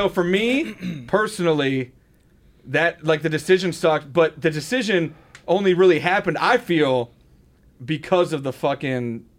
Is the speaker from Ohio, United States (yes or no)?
yes; Cleveland, Ohio, United States; growing up in Cleveland